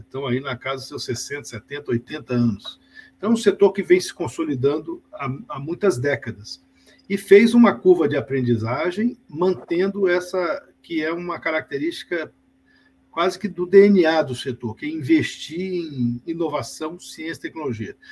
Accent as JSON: {"language": "Portuguese", "region": "Espírito Santo", "country": "Brazil", "said": "Eu sou do Espírito Santo"}